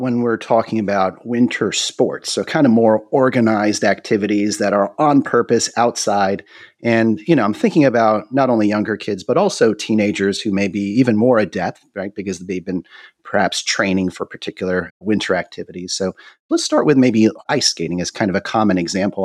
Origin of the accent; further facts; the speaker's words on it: North Carolina, United States; we in North Carolina aren't quite as familiar with ice and snow